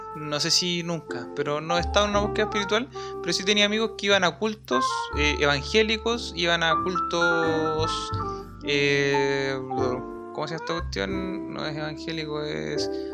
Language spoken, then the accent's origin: Spanish; Chillán, Ñuble, Chile; moved away; Chillán salga de cuarentena para poder viajar a mi tierra